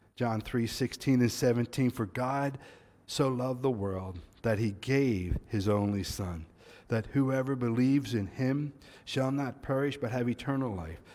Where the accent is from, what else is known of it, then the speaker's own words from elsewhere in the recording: United States; moved away; as an American